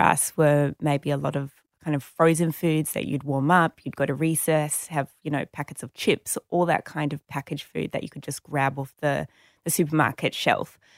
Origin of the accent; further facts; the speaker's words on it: Sydney, New South Wales, Australia; I grew up in Sydney